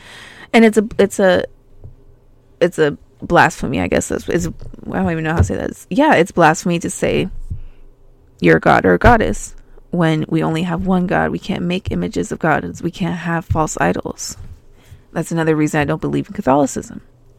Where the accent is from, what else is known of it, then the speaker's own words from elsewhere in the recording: Albuquerque, New Mexico, United States; when I was growing up in New Mexico, I would go there every summer, and I used to find seashells in my backyard. And Albuquerque is like 5,000 feet above sea level.